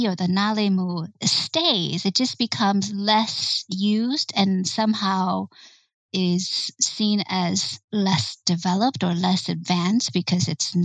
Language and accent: English; United States; as an American